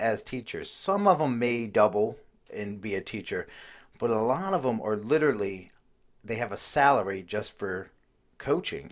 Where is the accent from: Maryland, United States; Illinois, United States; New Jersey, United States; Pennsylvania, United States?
Maryland, United States; I grew up in Maryland